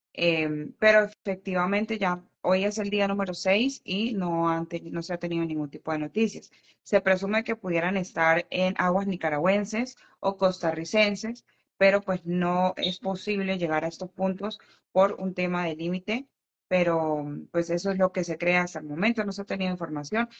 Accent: San Cristóbal, Táchira, Venezuela; yo soy de San Cristóbal, estado Táchira

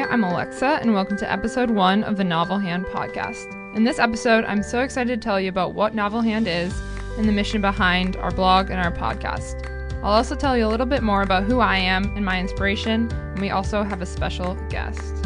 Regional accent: Minnesota, United States; I'm from Minnesota

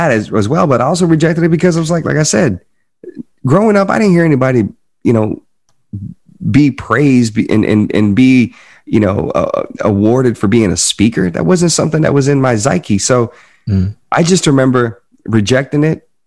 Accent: the South, United States; accent: Southern; And it's interesting because I was born and raised in the South, man. And when you look at old clips of me at 19, 20, 21 years old, I had, I, I talked like this. I had like a little bit of a southern

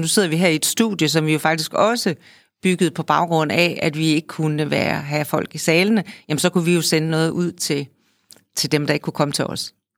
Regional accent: Holstebro, Central Denmark Region, Denmark; jeg er født i Holstebro, som er en kulturby, stadigvæk er en kulturby

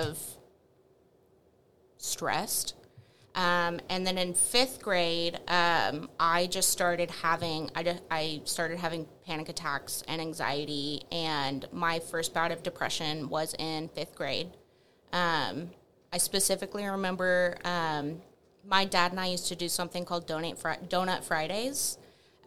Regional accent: Wylie, Texas, United States; I was born and raised in Wiley, Texas.

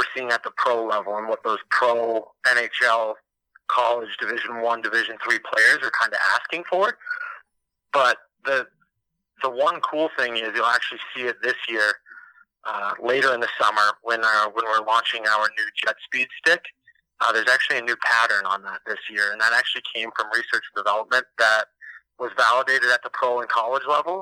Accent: Minnesota, United States; moved away as an adult; also born or lived in Amherst, Massachusetts; I'm actually originally from Minnesota, grew up and played hockey there, played high school hockey

